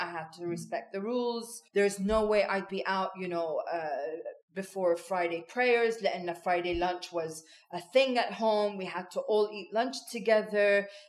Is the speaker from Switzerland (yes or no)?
yes; Switzerland; had I continued to have the open dialogue that I had when I was growing up in Switzerland.